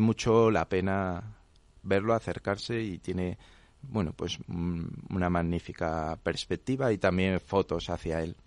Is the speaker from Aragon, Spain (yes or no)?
no; Madrid, Community of Madrid, Spain; siendo madrileño